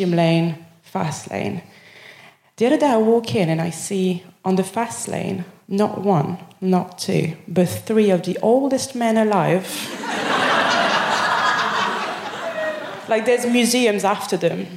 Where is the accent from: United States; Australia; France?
France; Paris, Île-de-France; English is a second language; moved away as an adult; now in Birmingham, United Kingdom; I'm from Paris